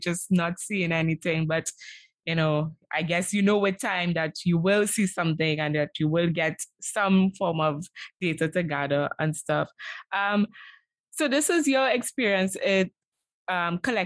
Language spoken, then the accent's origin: English; Trinidad & Tobago; growing up in Trinidad and Tobago